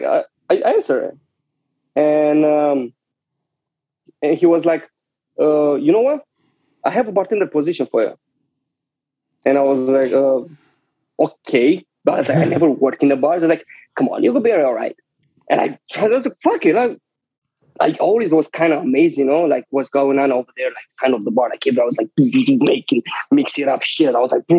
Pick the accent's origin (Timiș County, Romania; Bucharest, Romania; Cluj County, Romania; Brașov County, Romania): Brașov County, Romania; Brasov; English is a second language; moved away as an adult; also born or lived in Romanian city near the Moldova border; now in New York, United States; Born and raised in Transylvania, more exactly in that city where it's the Dracula Castle in Brasov